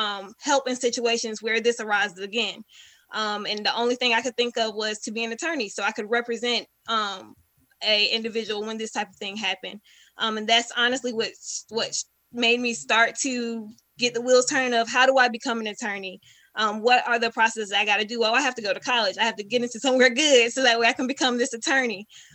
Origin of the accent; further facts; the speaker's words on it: Elizabeth City, North Carolina, United States; I am from Elizabeth City, North Carolina, super small town. Grew up with pretty much everyone.